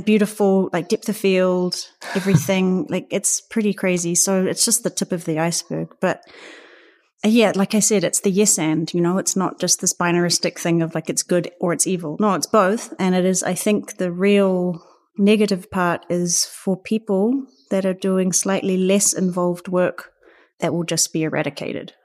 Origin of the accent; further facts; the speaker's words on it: Auckland, New Zealand; moved away as an adult; now in Berlin, Germany; I'm from Aotearoa, New Zealand